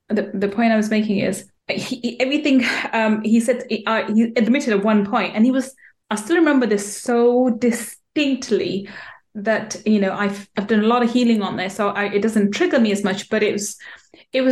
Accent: London, United Kingdom; also born or lived in Manchester; I was born in Manchester, brought up in London

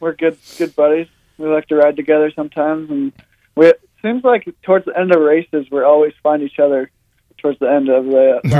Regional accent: Washington, United States; now in Travelers Rest, United States; I came from Washington, obviously

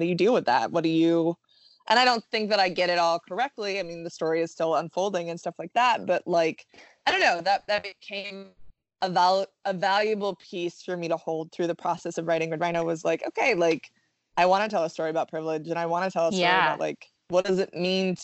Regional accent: the South, United States; I grew up in the South

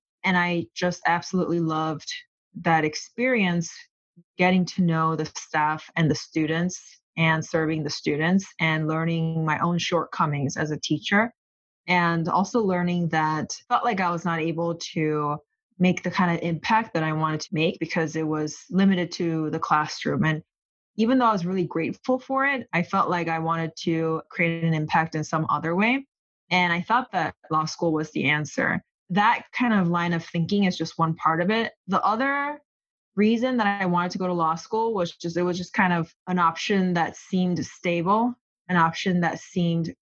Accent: South Korea; moved away as an adult; also born or lived in Los Angeles, United States; now in United States; I was born in Los Angeles, but I grew up in South Korea. And I came here on my own for college in 2008

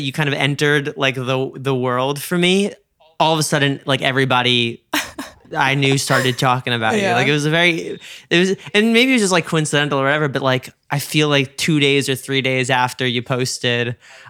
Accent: United States; I'm from the suburbs outside New York.

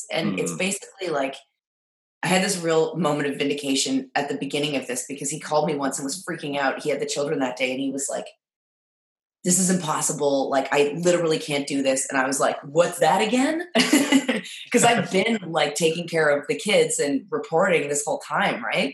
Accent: Halifax, Nova Scotia, Canada; I grew up in Halifax

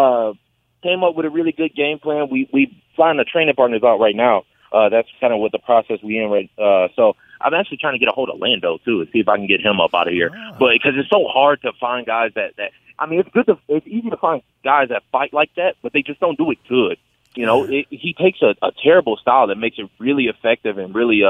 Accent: Michigan, United States; we're both from Michigan

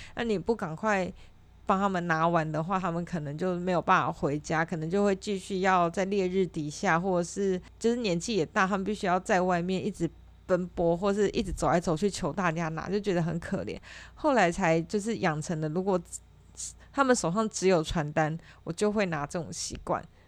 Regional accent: Taichung, Taiwan; 我是台中人，呃，以前国中的时候，假日都会跟我妹妹一起去台中图书馆

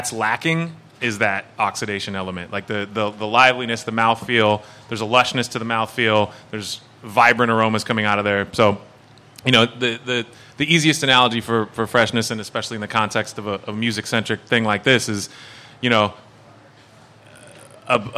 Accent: Petaluma, California, United States; I'm from Petaluma

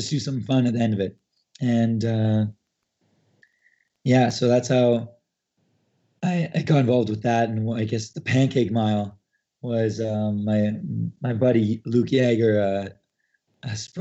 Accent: Canada; as a Canadian

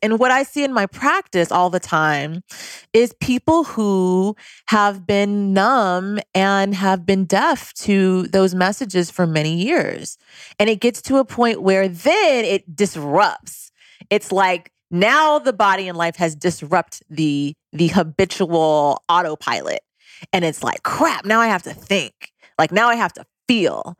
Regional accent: Cerritos, California, United States; also born or lived in Louisiana; I am from a suburb of Southern California called Cerritos

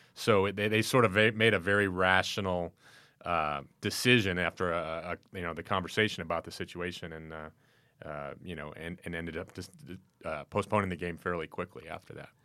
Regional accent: Chicago, Illinois, United States; now in Northern California, United States; I grew up in Chicago.

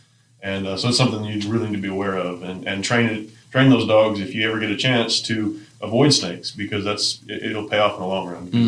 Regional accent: New Mexico, United States; moved away; I'm from New Mexico.

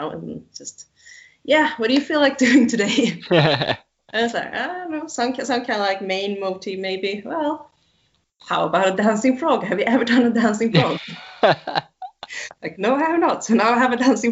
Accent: Sweden; where I'm from Sweden

